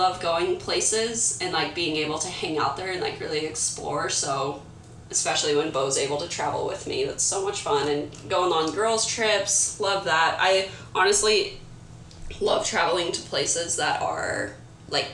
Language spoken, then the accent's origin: English; Kansas, United States; moved away as an adult; now in Southern California, United States; I live in Southern California. I'm originally from Kansas